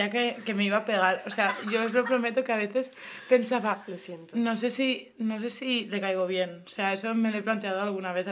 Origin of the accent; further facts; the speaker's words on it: Puebla de la Cereza, Valencian Community, Spain; Yo siendo de la Puebla de la Cereza